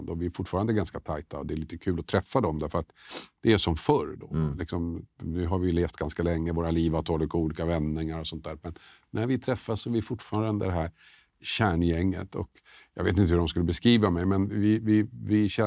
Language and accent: Swedish; Tumba, Stockholm County, Sweden; alltså jag växte upp i Tumba. Bodde i Storvreten bland annat, som numera är ett utsatt område.